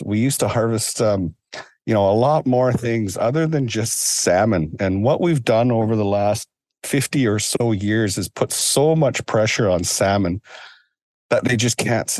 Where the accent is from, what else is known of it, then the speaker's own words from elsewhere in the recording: British Columbia, Canada; as a young boy and growing up in Gixan territory and in Tsimshian territory, I was always taught that you only took what you needed